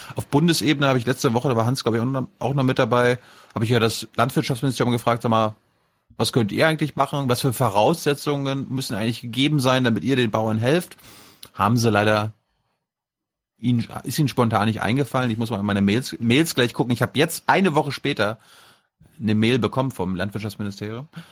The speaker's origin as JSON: {"language": "German", "region": "Mecklenburg-Vorpommern", "country": "Germany", "tie": "born or raised there", "moved": "yes", "lives_now": "Berlin, Germany", "said": "nach MacPom, zu meiner Heimat"}